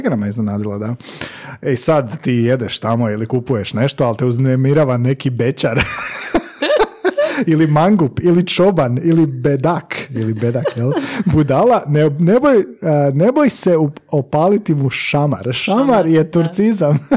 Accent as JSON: {"language": "Croatian", "country": "Croatia", "said": "mi smo iz Hrvatske."}